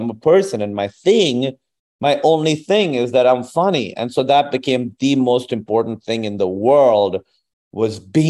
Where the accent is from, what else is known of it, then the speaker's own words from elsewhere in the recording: Pakistan; accent: Pakistani; moved away as an adult; also born or lived in Chicago, United States; I always was bilingual, but I had a thicker accent, a thicker Pakistani accent.